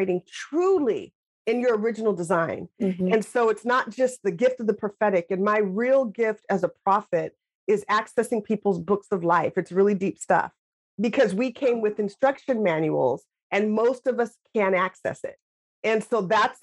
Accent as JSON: {"language": "English", "town": "Lacey", "region": "Washington", "country": "United States", "tie": "born or raised there", "said": "growing up in Lacey, Washington"}